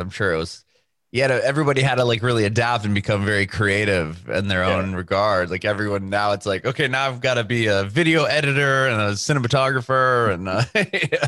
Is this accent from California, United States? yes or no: yes; San Diego, California, United States; moved away as an adult; now in Nashville, United States; My wife and I are born and raised in San Diego